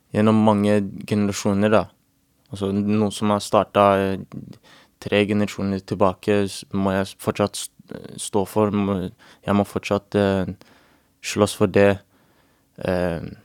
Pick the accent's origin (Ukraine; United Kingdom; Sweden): United Kingdom; England; now in Norway; jeg vokste opp i England